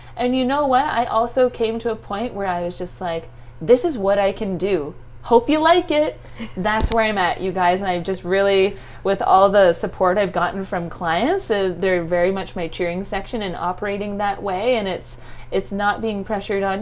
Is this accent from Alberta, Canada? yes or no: no; Stratford, Ontario, Canada; moved away as an adult; also born or lived in Windsor, Canada; now in Toronto, Canada; I grew up in Stratford, a little like artsy fartsy eccentric little place.